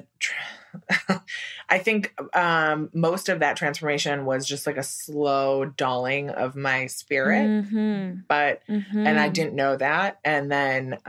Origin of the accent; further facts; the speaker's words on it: Wisconsin, United States; moved away as an adult; now in New York, United States; I'm from Wisconsin and I moved to New York right after college.